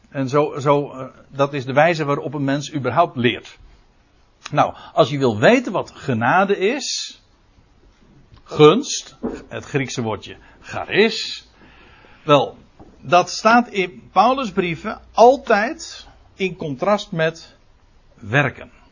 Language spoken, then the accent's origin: Dutch; Netherlands; we als Nederlanders